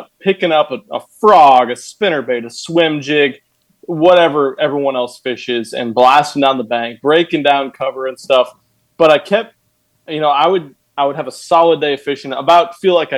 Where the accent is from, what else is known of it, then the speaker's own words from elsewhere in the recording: Nebraska, United States; I'm from Nebraska.